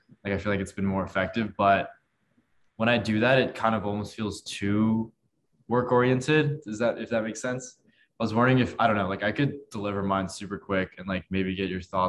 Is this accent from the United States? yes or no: yes; Palo Alto, California, United States; moved away as an adult; So I'd say I'm originally from the Bay Area, kind of in the Silicon Valley, Palo Alto region.